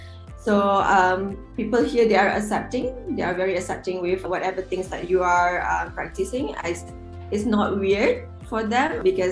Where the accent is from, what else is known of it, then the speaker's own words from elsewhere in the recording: Malaysia; English is a second language; moved away as an adult; now in Wellington, New Zealand; as a Malaysian studying in New Zealand